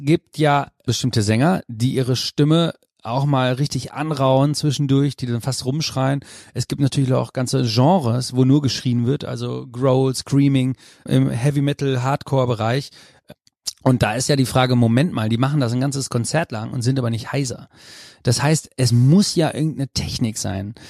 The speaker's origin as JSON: {"language": "German", "town": "Münster", "region": "North Rhine-Westphalia", "country": "Germany", "said": "Ich komme aus Münster"}